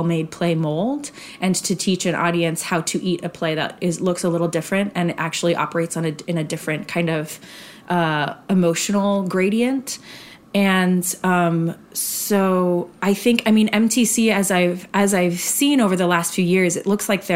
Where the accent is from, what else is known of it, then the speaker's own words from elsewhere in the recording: Arizona, United States; I grew up in Arizona.